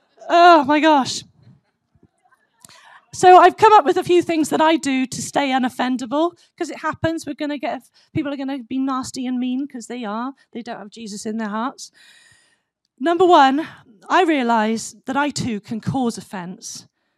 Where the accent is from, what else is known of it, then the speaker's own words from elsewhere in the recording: United States; I am American. I've got two pairs of cowboy boots and all that, so I am. I totally love this country.